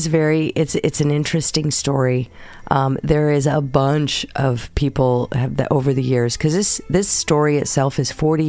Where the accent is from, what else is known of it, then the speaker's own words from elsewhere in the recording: California, United States; it happened right in my home state in California.